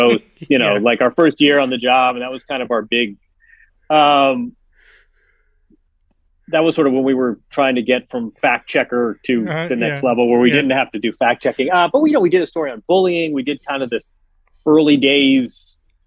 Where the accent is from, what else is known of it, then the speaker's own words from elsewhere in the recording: Midwest, United States; we're both from the Midwest